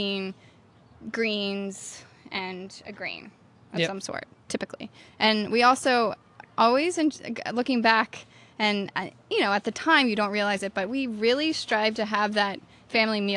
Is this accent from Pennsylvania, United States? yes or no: yes; Pennsylvania, United States; moved away; I am from Pennsylvania originally. I grew up on an orchard